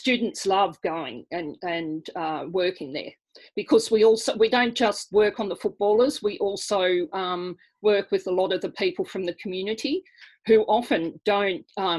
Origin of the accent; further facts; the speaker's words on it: Armidale, New South Wales, Australia; also born or lived in South Africa; now in Newcastle, Australia; So I was born in South Africa, but when I was quite young, my parents moved up to a country town by the name of Armidale